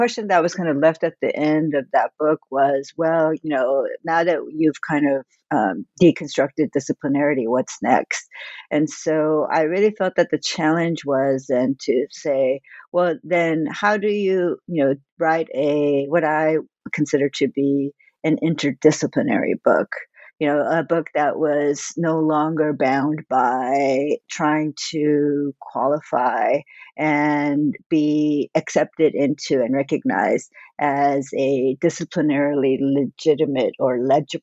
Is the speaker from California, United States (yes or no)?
yes; Southern California, United States; also born or lived in Korea; grew up all over Southern California.